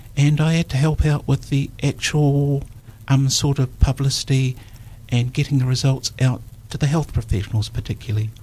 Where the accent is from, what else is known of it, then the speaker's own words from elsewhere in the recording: Dunedin, Otago, New Zealand; I was born in Dunedin on the 5th of March 1946.